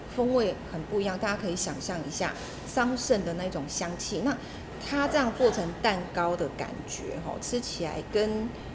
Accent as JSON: {"language": "Chinese", "region": "southern Taiwan", "country": "Taiwan", "said": "我们南部人，对不对，高雄平东"}